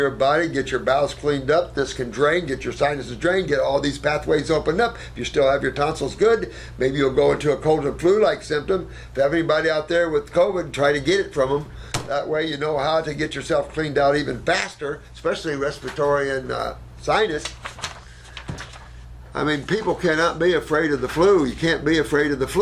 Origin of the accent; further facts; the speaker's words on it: United States; also born or lived in Australia; I'm American and my English sucks. And I lived 8 years in Australia